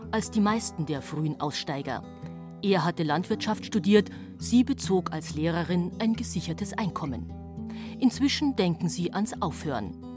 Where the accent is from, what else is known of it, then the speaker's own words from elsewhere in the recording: Munich, Bavaria, Germany; Ich bin ja Münchnerin